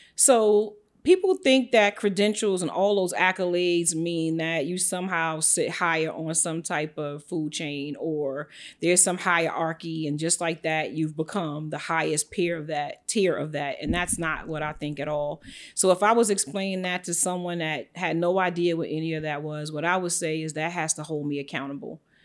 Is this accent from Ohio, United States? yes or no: no; New York City, New York, United States; moved away as an adult; also born or lived in Atlanta; I'm born and raised in Brooklyn, New York, and Bed Stuy, some of the projects, to be exact